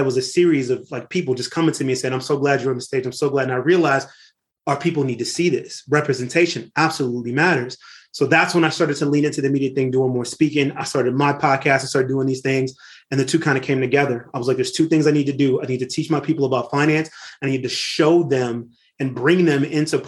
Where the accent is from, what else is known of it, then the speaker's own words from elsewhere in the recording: Lynwood, California, United States; I grew up in Linwood, California, right outside of Compton in the 1980s